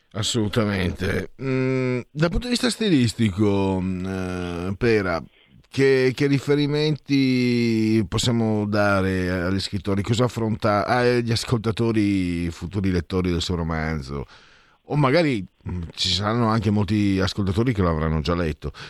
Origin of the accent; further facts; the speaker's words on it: Italy; also born or lived in Friuli-Venezia Giulia / Veneto; Io poi che vengo de, da quelle zone lì, no? sono, sono, metà friulano, metà veneto